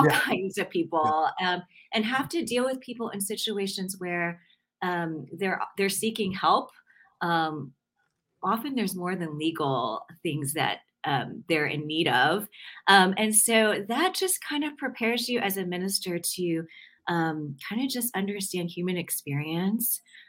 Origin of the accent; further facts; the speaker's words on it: Atlanta, Georgia, United States; I grew up in Atlanta